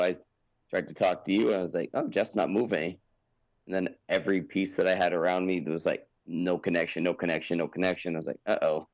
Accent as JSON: {"language": "English", "town": "Windsor", "region": "Ontario", "country": "Canada", "tie": "born or raised there", "lives_now": "Kitchener, Canada", "said": "Growing up in Windsor, I had all like those the Detroit stations and all that stuff."}